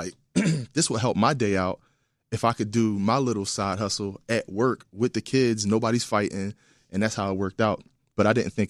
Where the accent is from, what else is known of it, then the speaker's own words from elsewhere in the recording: Philadelphia, Pennsylvania, United States; I'm from West Philadelphia, born and raised.